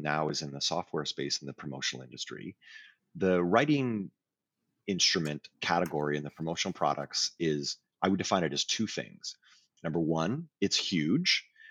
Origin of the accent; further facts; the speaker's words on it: Canada; I'm Canadian